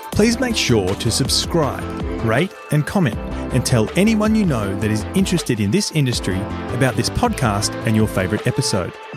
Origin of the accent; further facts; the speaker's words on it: Australia; I grew up in Australia